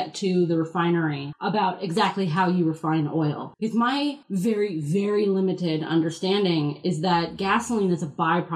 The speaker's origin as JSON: {"language": "English", "region": "Connecticut", "country": "United States", "tie": "born or raised there", "moved": "yes", "lives_now": "Australia", "said": "I grew up in Connecticut, so on the coast of Connecticut"}